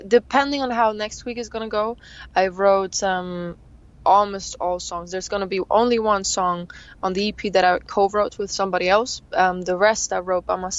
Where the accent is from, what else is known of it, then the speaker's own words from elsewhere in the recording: Thun, Bern, Switzerland; My hometown is called Thun, and that's where I live, where I have my little studio and everything